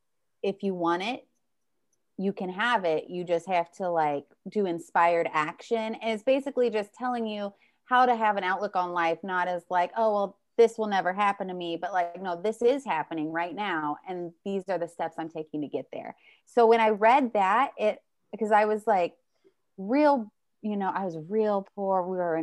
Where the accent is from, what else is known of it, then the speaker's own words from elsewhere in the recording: Colorado, United States; also born or lived in Indiana / Missouri / Ohio; Where am I from? All over. I grew up in Colorado.